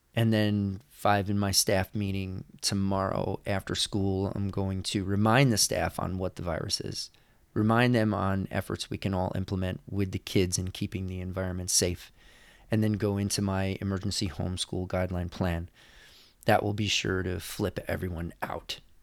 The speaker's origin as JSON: {"language": "English", "region": "New York", "country": "United States", "moved": "yes", "lives_now": "California, United States", "said": "I am not from California. I am from New York."}